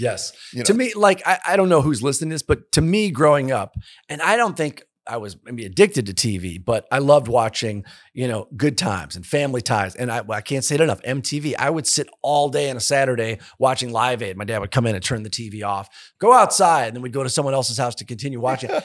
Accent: Detroit, Michigan, United States; moved away as an adult; also born or lived in Nashville, Tennessee; I'm from Michigan

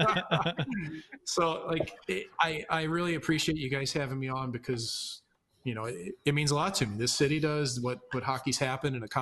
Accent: St. Louis, Missouri, United States; I still have a ton of pride for my hometown.

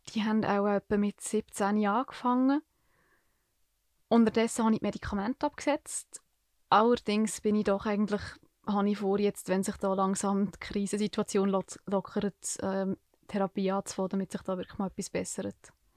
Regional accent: Niedergösgen, Solothurn, Switzerland; ich bin seit ich mich erinnern zu Niedergösgen aufgewachsen

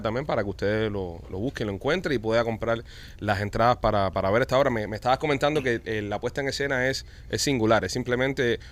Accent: Cuba; now in Miami, United States; nosotros los cubanos

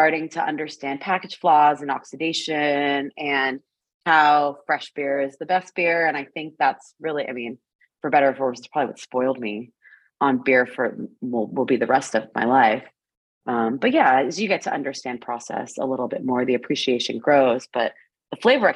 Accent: South Florida, United States; now in Yakima, United States; I grew up in South Florida

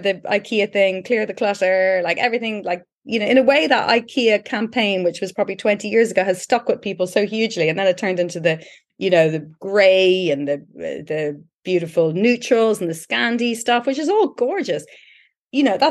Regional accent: Ireland; we've all seen this as Irish people

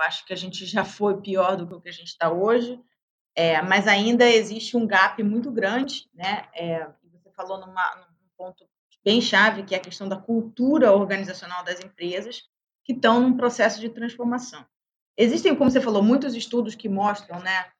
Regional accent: Brazil; como brasileira

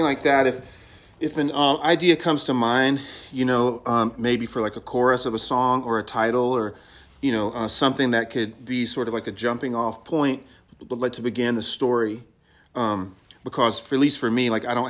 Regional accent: North Carolina, United States; moved away as an adult; now in California, United States; I do, because when I go home, it's like everyone is from there

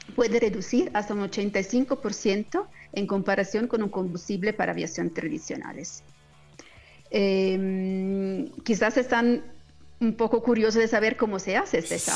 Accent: Colombia; soy, colombiana

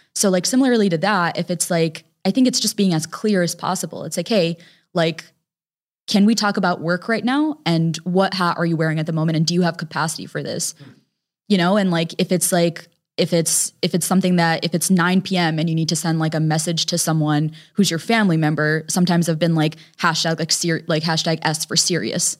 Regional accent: Connecticut, United States; We were raised in Connecticut

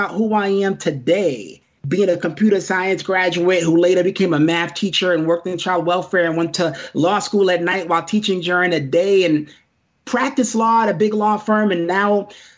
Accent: New York City, New York, United States; moved away; a kid growing up in Brooklyn

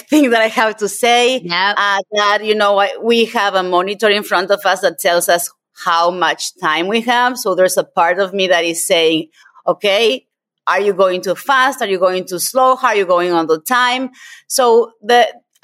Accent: Argentina; moved away; I'm originally from Argentina

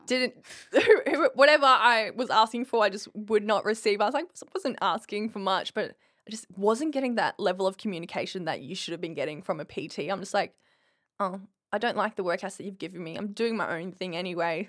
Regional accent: Winton, Queensland, Australia; moved away as an adult; now in Brisbane, Australia; I come from Winton, which is population eight hundred sixteen hours from Brisbane

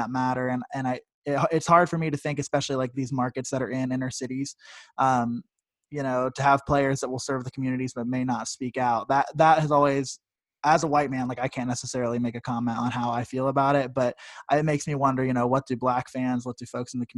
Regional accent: Columbus, Ohio, United States; I'm from Columbus, Ohio.

